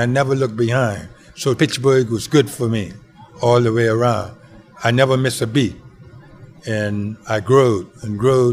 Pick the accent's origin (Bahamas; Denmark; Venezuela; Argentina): Bahamas; Mastic Point, Andros; moved away; also born or lived in Hazelwood; I was born in the Bahamas, in a place called Mastit Point Andros. Small community where everybody knows everybody. And the school I went to, we didn't have no bathroom.